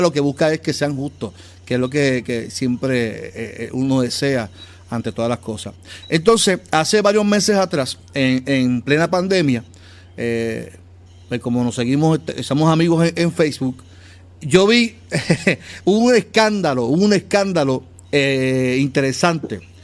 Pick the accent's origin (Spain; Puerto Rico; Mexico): Puerto Rico; Carolina; yo soy de área metro, soy natural de Carolina